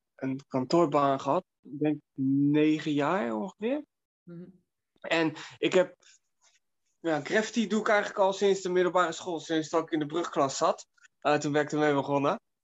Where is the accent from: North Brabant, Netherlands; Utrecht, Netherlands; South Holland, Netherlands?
South Holland, Netherlands; Delft; in Delft, waar ik vandaan kom